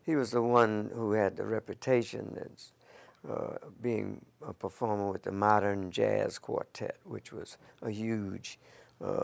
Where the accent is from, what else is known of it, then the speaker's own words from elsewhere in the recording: Philadelphia, Pennsylvania, United States; I was born in West Philly, 5710 Ludlow Street, in the house